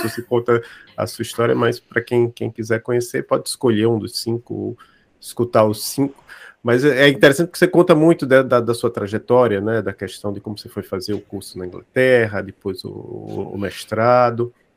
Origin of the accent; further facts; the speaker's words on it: Maceió, Alagoas, Brazil; eu sou de Maceió